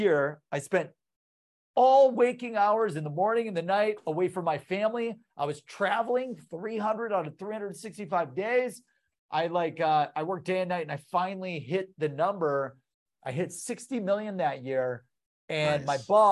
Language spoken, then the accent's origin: English; Columbus, Ohio, United States; I'm from Columbus, Ohio